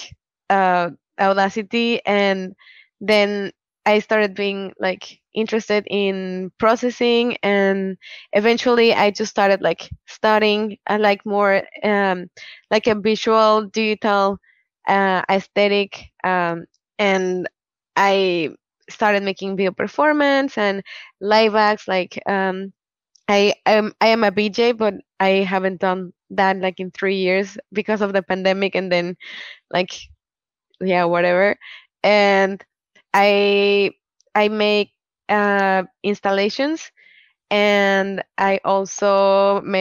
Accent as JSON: {"language": "English", "country": "Mexico", "said": "I am from Mexico"}